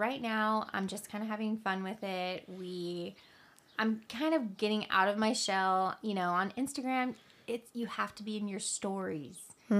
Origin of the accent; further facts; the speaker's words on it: California, United States; We were so young and had kids young, and we, you know, we came from California. Everything's so expensive.